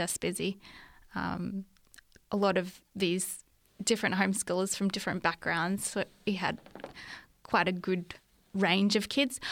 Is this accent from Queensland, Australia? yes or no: yes; Brisbane, Queensland, Australia; moved away as an adult; now in Lake Macquarie, Australia; I was born in Brisbane.